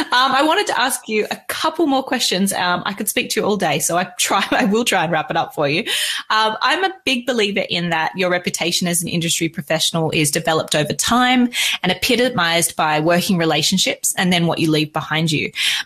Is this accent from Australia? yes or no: yes; Australia; And I am Australian and I completely believe we have some of the best wine in the whole world.